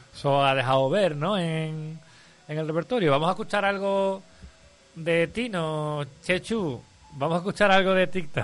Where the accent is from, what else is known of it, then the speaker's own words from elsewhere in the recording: Huelva, Andalusia, Spain; now in Seville, Spain; yo soy de Huelva